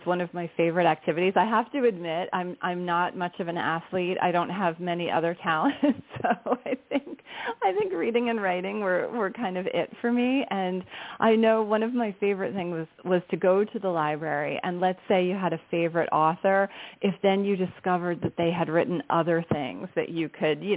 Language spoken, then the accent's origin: English; Somerset County, New Jersey, United States; I grew up in New Jersey in a very quiet suburb in Somerset County